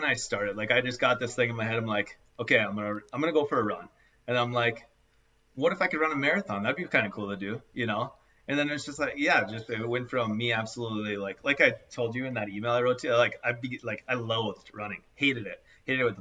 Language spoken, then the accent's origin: English; Mandan, North Dakota, United States; I'm from Mandan, North Dakota